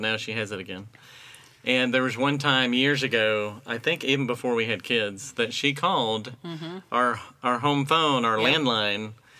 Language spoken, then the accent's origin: English; Arlington, Texas, United States; born or raised there; also born or lived in Wilson, North Carolina